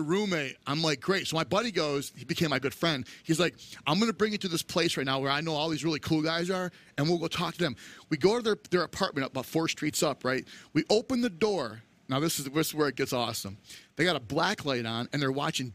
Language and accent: English; New York, United States; moved away as an adult; also born or lived in Colorado; we're from New York.